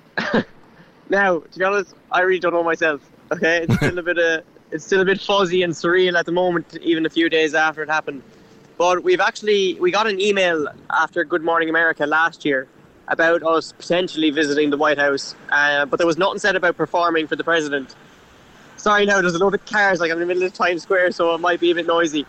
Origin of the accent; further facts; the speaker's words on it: Cork, Munster, Ireland; I'm from Cork